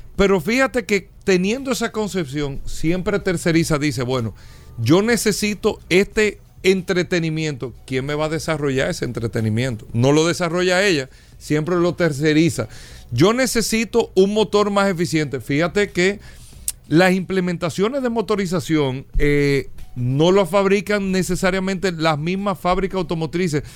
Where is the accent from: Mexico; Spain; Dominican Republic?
Dominican Republic; nosotros todos eh, como dominicanos